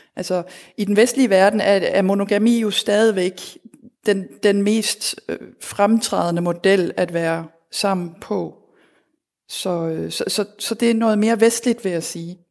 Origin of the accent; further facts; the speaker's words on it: Denmark; moved away; also born or lived in Berlin, Germany; derhjemme i Danmark